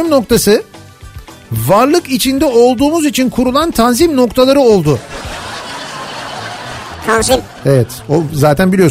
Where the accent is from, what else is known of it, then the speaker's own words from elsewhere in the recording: Kars Province, Turkey; now in Ankara, Turkey; Ben hem Karslıyım hem Ankara'da oturuyorum.